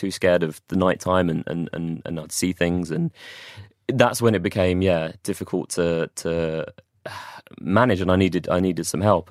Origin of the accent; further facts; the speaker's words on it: London, United Kingdom; moved away as an adult; also born or lived in Watford / Manchester; I'm from London originally.